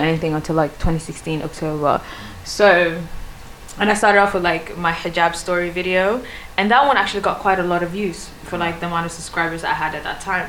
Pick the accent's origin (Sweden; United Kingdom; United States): Sweden; first language Swedish; English is a second language; moved away; I was from Sweden myself.